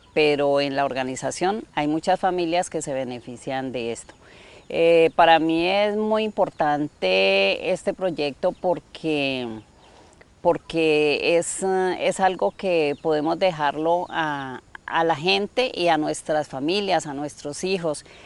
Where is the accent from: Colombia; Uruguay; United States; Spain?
Colombia; Florencia, Caquetá; soy una mujer campesina de acá del departamento de Caquetá municipio de Florencia